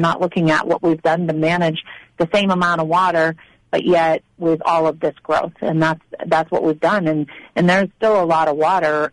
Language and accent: English; Maine, United States; moved away as an adult; now in Arizona, United States; I was born and raised in Maine